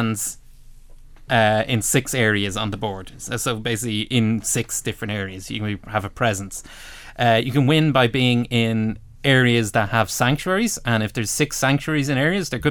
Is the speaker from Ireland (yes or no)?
yes; Ireland; we're Irish